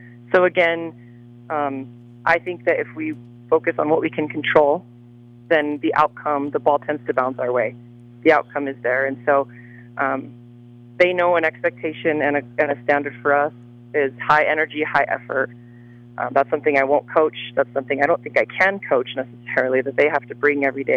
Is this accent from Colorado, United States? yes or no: yes; Trinidad, Colorado, United States; moved away as an adult; I am originally born and raised in Trinidad and attended Trinidad High School